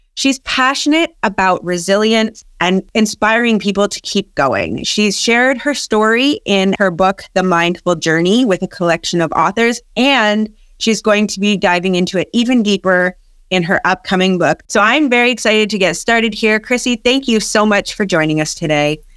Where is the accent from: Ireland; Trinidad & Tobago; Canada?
Canada; also born or lived in Massachusetts; I'm Canadian as well.